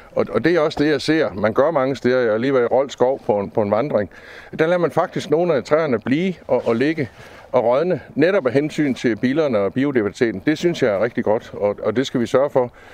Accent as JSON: {"language": "Danish", "area": "near the Gudenå, Central Jutland", "region": "Central Denmark Region", "country": "Denmark", "tie": "born or raised there", "also_born_or_lived": "Ans", "said": "Jeg er så heldig at være født og opvokset tæt på Gudnåen øh, i Midtjylland."}